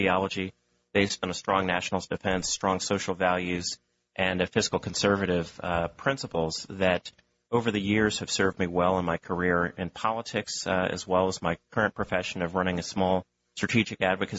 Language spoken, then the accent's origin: English; Palo Alto, California, United States; moved away as an adult; also born or lived in Pennsylvania; now in Washington, D.C., United States; I grew up in Northern California, which comes as a shock to a number of people. I grew up in Palo Alto in a very liberal community, predominantly dominated by folks from Stanford University and the academia circle.